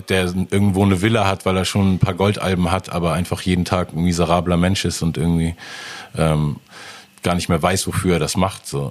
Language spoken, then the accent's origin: German; Hamburg, Germany; als Hamburger